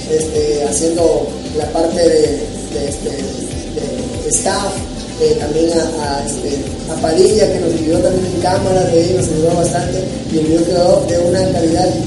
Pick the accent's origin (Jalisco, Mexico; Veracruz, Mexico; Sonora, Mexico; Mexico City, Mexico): Veracruz, Mexico; Lerdo de Tejada; la gente sabe que soy de Lerdo, sabe que en realidad no soy del, puerto, pero, pero siempre menciono el puerto y siempre y también menciono Lerdo de Tejada en mi nuevo, en mi nuevo material